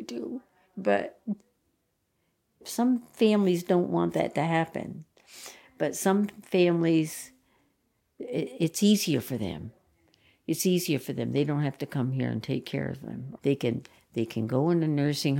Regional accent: Vermont, United States; the way we grew up here in Vermont

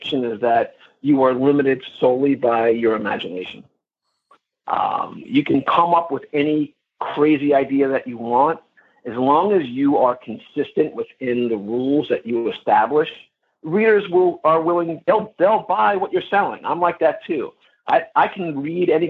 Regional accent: New York, United States; I'm from New York

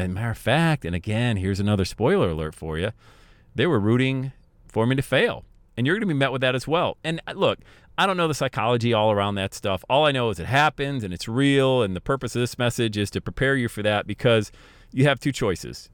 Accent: Bradford, Pennsylvania, United States; moved away; also born or lived in Buffalo / Cincinnati; growing up in Bradford, P

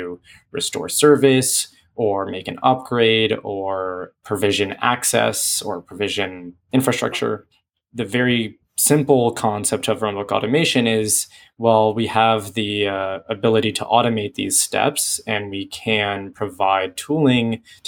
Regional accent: San Francisco Bay Area, California, United States; moved away as an adult; now in Santa Barbara, United States; I came from the San Francisco Bay Area, much like many of us at PagerDuty, but ended up down here in Santa Barbara because that's where I went to school

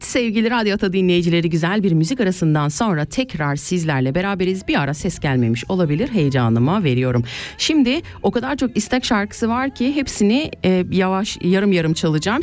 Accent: Kayseri Province, Turkey; now in Switzerland; memleketime Kayseri'ye

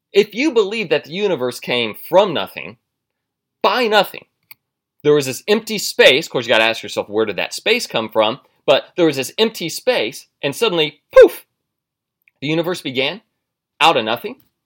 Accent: United States; I'm an American.

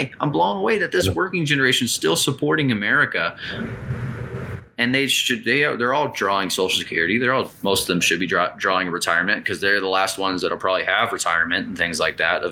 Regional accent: United States; as an American, that's what I was raised on

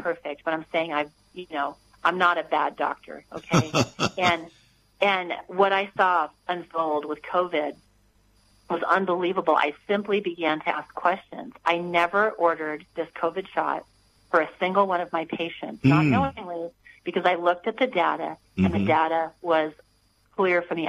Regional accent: United States; I was born here in America where we had freedom

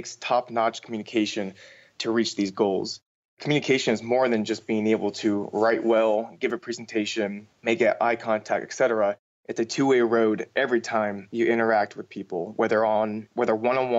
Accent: California, United States; moved away as an adult; now in Florida, United States; I was born and raised in California

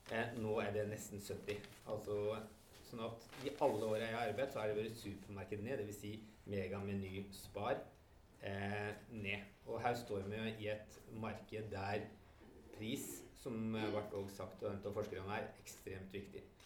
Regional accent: Innlandet, Norway; Innlandet, der jeg kommer fra

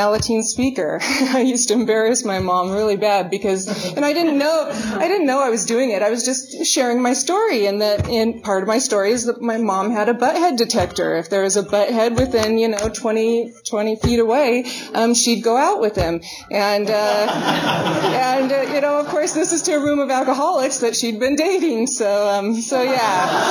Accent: Garden City, Idaho, United States; they moved into a trailer down in Garden City. They didn't have money for furniture and stuff. So they brought a log in from down by the river, and they had shag green carpet and they had wood paneling. So they liked to, smoke some weed and get drunk and pretend that they were in the forest. And that's what I was born into.

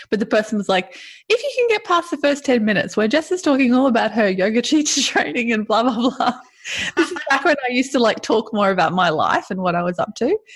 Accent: Australia; But it's just we're Australian. We don't use full names.

